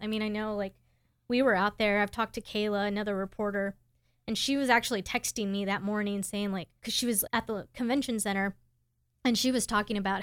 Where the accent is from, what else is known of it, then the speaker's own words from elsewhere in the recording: Houston, Texas, United States; I'm from Houston, Texas